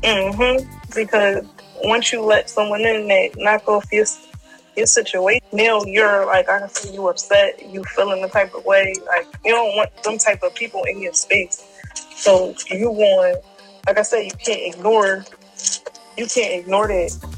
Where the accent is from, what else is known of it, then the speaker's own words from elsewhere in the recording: Philadelphia, Pennsylvania, United States; I'm from Philly, from West.